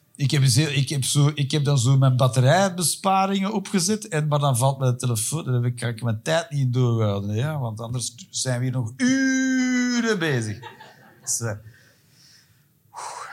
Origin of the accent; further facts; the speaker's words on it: Antwerp, Flanders, Belgium; moved away as an adult; also born or lived in England; Ik ben van Antwerpen